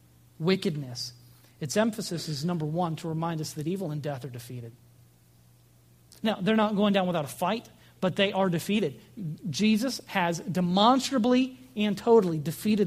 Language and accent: English; United States; American Christians